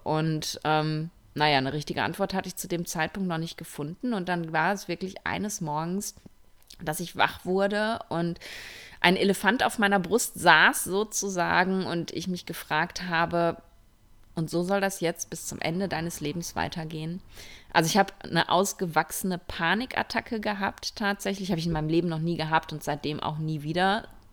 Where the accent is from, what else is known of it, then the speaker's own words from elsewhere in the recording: Ruhr area, North Rhine-Westphalia, Germany; now in Spain; ich komme ja aus dem Ruhrpott